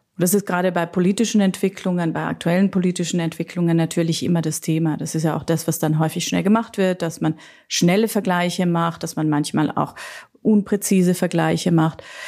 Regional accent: Austria; ich bin ja Österreicherin

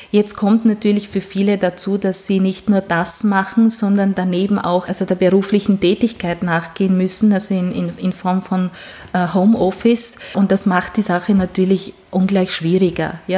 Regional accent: Hungary; born there; first language Hungarian; German is a second language; dass ich gebürtige Ungarin bin und auch wenn manche meiner Vorfahren eben Sachsen oder Schwaben sind, sind, äh, die Sprache, die wir zu Hause gesprochen haben, war doch Ungarisch.

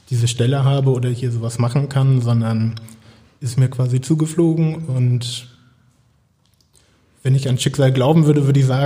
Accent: Kiel, Schleswig-Holstein, Germany; moved away as an adult; now in Cottbus, Germany; Ich bin gebürtiger Kieler, habe da auch einen Großteil meines Lebens verbracht und bin jetzt seit gut anderthalb Jahren

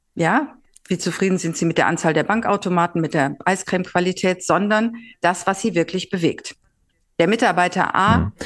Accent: Northern Germany, Germany; moved away as an adult; also born or lived in Mannheim / Switzerland; als Norddeutsche

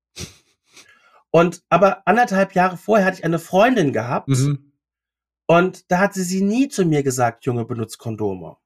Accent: Mainz, Rhineland-Palatinate, Germany; ich komme aus Mainz

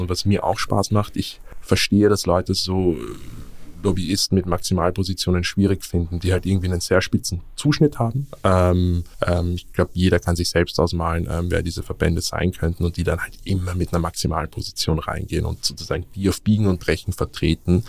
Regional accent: Vienna, Austria; moved away as an adult; now in Berlin, Germany; als gebürtiger Wiener

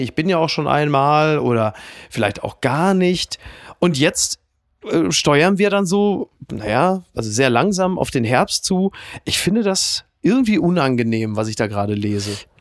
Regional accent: Castrop-Rauxel, North Rhine-Westphalia, Germany; moved away; meiner Heimatstadt Kastrop-Rauxel

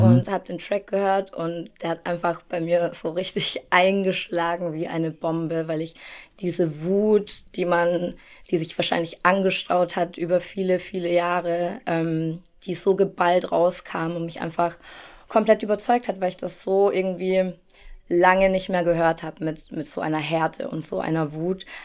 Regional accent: Germany; ich bin in Deutschland geboren und aufgewachsen

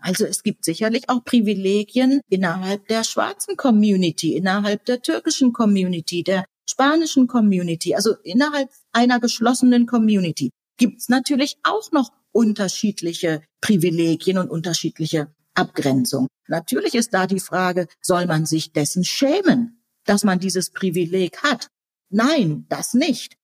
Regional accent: Germany; first language German; wir beide in Deutschland geboren sind und Deutsch unsere Muttersprache ist

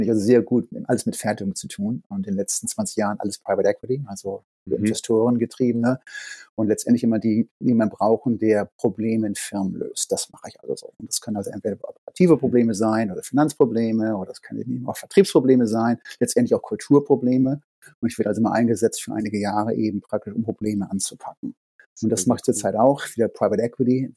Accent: Hamburg, Germany; moved away as an adult; now in Boston, United States; Ich bin in Hamburg aufgewachsen, aber äh, Boston ist Heimat

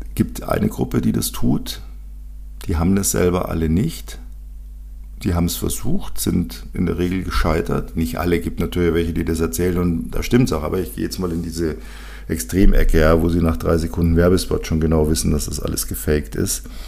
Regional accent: Bavaria, Germany; Bei uns in Bayern

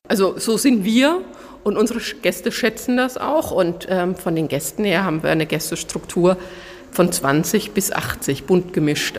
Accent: Franconia, Bavaria, Germany; bei uns in Franken

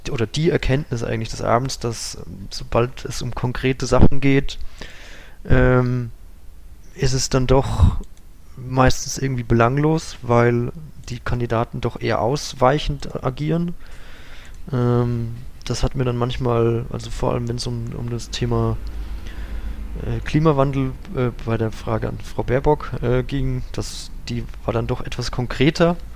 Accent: Bavaria, Germany; also ich kenne ähm, das auch aus meinem Heimatort. Wir waren auch immer an der Fränkischen Saale

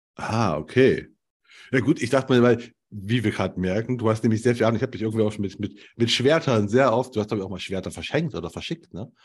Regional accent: Germany; ich komme aus der DDR

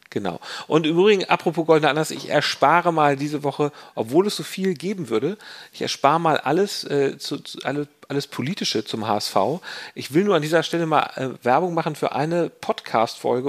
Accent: Hamburg, Germany; als Hamburger

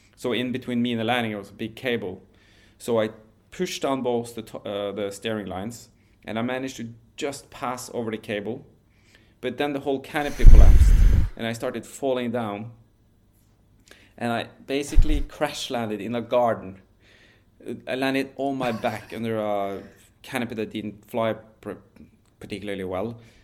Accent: Norway; where I grew up in Norway

